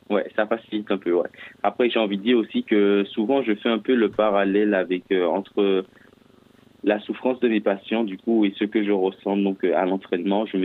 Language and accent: French; Martinique; Alors effectivement, donc je suis originaire de, de la Martinique euh, spécialement.